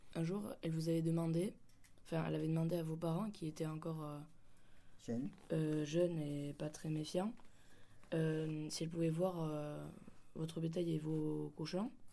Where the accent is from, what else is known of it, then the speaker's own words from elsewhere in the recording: Alsace, Grand Est, France; now in Cambo-les-Bains, France; Le 21 octobre 1922. En Alsace, euh, euh, oui, sur un tout petit village qui s'appelle Meurnard